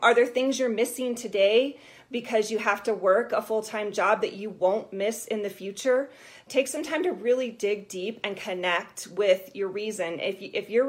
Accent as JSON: {"language": "English", "region": "Colorado", "country": "United States", "said": "We're both from Colorado."}